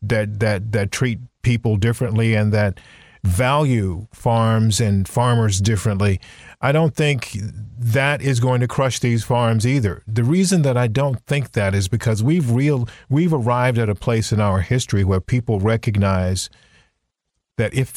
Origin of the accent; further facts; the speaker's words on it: Brunswick County, Virginia, United States; Brunswick County, which is where I grew up in Virginia